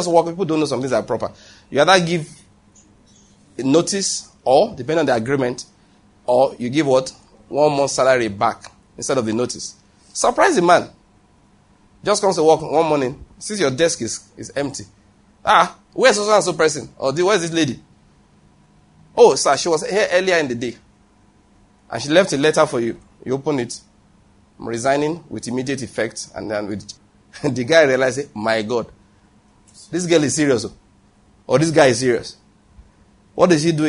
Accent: Nigeria; I'm a Nigerian preacher

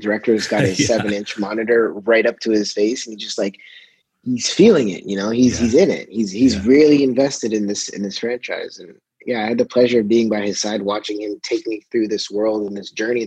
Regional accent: Toronto, Ontario, Canada; being my hometown, it was kind of nice to be able to shoot where I came from

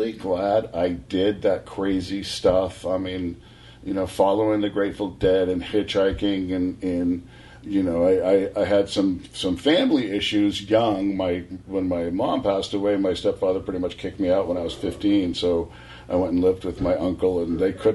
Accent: Tiburon, California, United States; moved away as an adult; also born or lived in Aspen, Colorado; Tiburon, California, because it's where you grew up

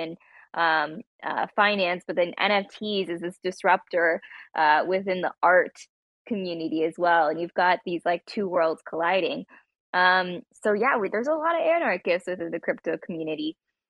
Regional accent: Toronto, Ontario, Canada; we're all like from the Toronto area in Canada

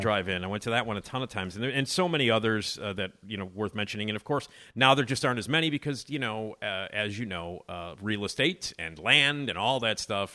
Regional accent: Chicago, Illinois, United States; I grew up in Chicago

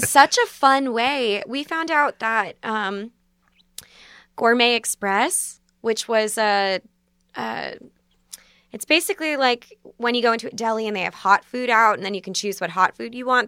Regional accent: Basking Ridge, New Jersey, United States; now in New York, United States; I'm from Basking Ridge

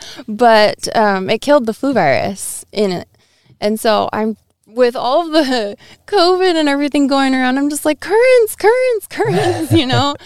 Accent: Edmonds, Washington, United States; I actually grew up in the city

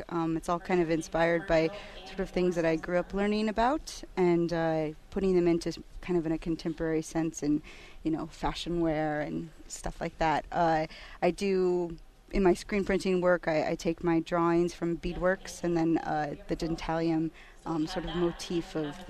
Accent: Kenai, Alaska, United States; I'm on Athabaskan from Kenai, Alaska.

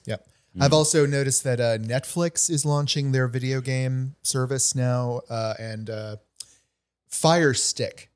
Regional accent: New England, United States; now in Los Angeles, United States; I grew up in New England.

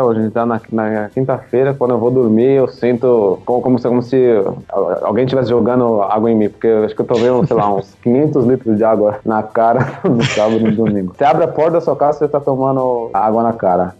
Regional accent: São Paulo, Brazil; moved away as an adult; now in Thailand; Eu eh, nasci e cresci em São Paulo, na capital.

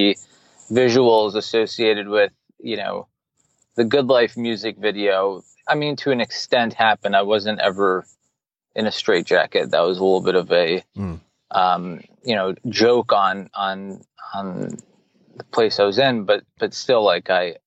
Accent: New York City, New York, United States; now in Miami, United States; I grew up in New York City

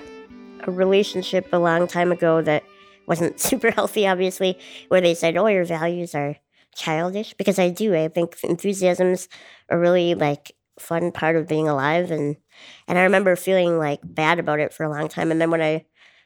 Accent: Duluth, Minnesota, United States; I'm from Duluth, Minnesota

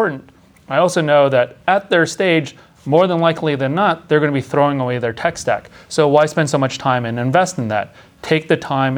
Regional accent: Los Angeles, California, United States; my hometown in Los Angeles

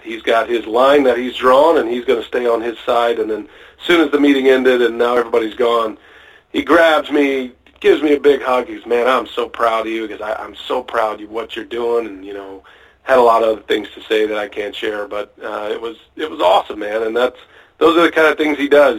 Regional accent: Austin, Texas, United States; moved away as an adult; now in Wisconsin, United States; I grew up in Austin, Texas

